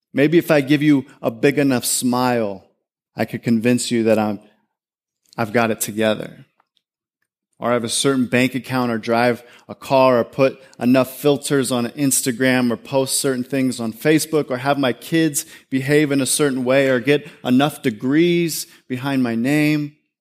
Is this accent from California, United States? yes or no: yes; California, United States; I grew up in this neighborhood. I'm from California. I grew up in this neighborhood, small little town